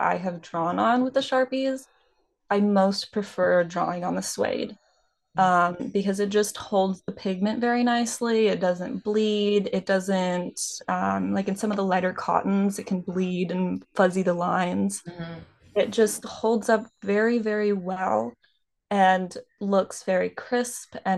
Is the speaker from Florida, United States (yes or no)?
no; Redding, California, United States; now in Southern California, United States; I grew up in a very small town that had a lot of Western influence